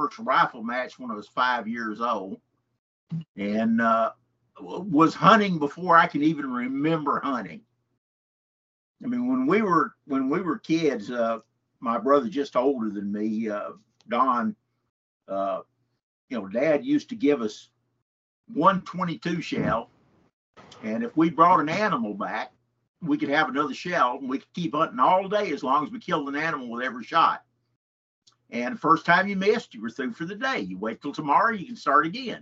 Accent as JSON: {"language": "English", "town": "Henderson", "region": "Texas", "country": "United States", "tie": "born or raised there", "also_born_or_lived": "Memphis", "said": "I grew up in Henderson in East Texas."}